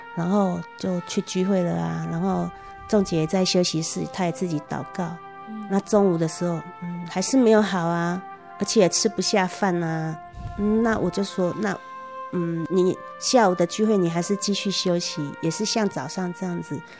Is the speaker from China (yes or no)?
no; Taiwan; 我们台湾人